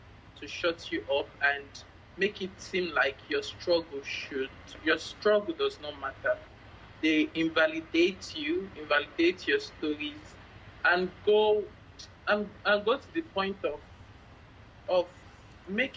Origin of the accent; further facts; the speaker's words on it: Lagos, Nigeria; I'm from Lagos, Nigeria. Yes, Lagos is a very big state in Nigeria, and it was the former capital of the country. So I was born and bred here